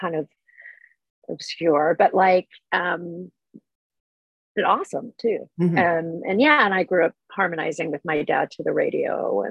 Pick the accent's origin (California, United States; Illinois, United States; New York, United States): California, United States; Orange County; also born or lived in Los Angeles, California; I was born in Los Angeles, mm-hmm. And then raised between Los Angeles and Orange County for the most part. I mean, mm-hmm. I moved to Orange County when I was little